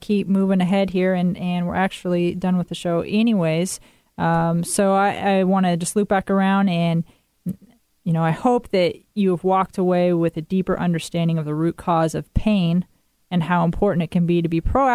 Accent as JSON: {"language": "English", "town": "Twisp", "region": "Washington", "country": "United States", "tie": "born or raised there", "moved": "yes", "said": "That is an area that has been plummeted with floods and fires this summer, and that's where I grew up, and I'm going to be returning to my hometown"}